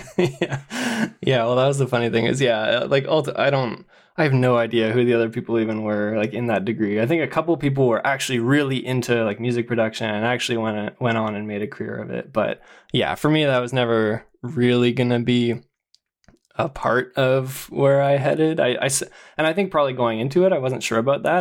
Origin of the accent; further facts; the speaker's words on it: Ottawa, Ontario, Canada; also born or lived in London, Ontario / Toronto; I grew up in Ottawa